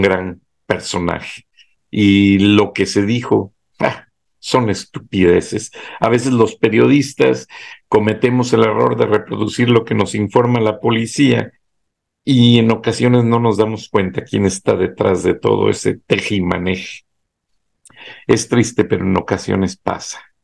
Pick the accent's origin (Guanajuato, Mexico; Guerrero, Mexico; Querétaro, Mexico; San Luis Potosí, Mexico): Guanajuato, Mexico; Acámbaro; moved away as an adult; also born or lived in Monterrey; natal Acámbaro, Guanajuato